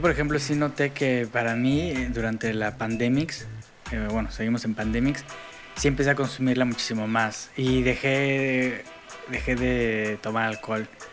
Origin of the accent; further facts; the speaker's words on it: Mexico; moved away as an adult; also born or lived in Europe; hubo para mí un cultural shock cuando me salí de, de México. En México, hasta donde yo tenía, cuando yo estaba ahí